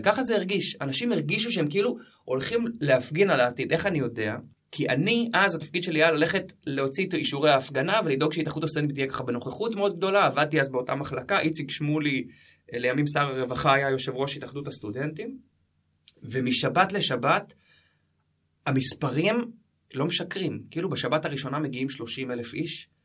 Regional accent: Jerusalem, Jerusalem District, Israel; moved away as an adult; also born or lived in Lod; now in Kibbutz Ma'abarot, Israel; גדלתי בירושלים, אחת האהבות הכי גדולות שלי זה העיר הזאת, המשפחה שלי עדיין שם, ההורים, אז אה, כן, שם גדלתי

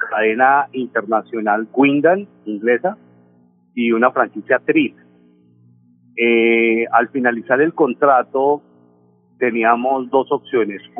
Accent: Valle del Cauca, Colombia; also born or lived in Popayán / Cali; Yo soy vallecaucano, Nelson. Nací en Popayán, viví unos años en Cali y ahora con la hotelería pues he volteado por todos

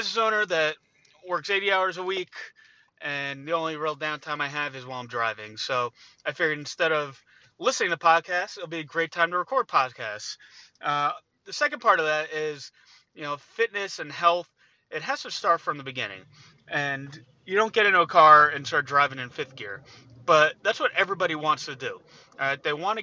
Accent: New Jersey, United States; I'm from New Jersey

